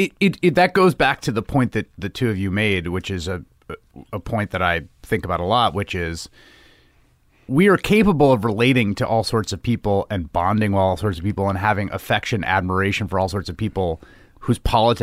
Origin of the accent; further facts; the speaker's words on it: New York City, New York, United States; I grew up in the Bronx.